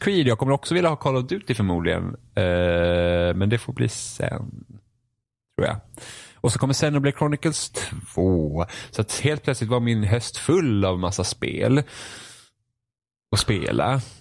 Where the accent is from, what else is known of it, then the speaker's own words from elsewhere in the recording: Finland; jag är finne också